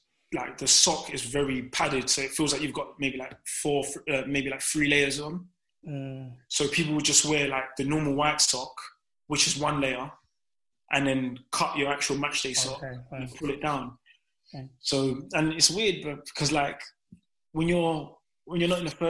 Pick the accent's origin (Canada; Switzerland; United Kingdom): United Kingdom; London; I'm from Downham